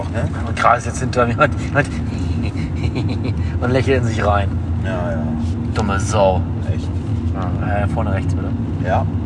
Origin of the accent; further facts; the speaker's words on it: Berlin, Germany; Und, ich, ich bin Berliner.